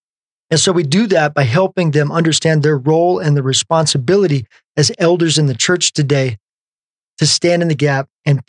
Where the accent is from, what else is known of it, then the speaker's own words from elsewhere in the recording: Pueblo, Colorado, United States; growing up here in Colorado. Pueblo is my hometown, born and raised.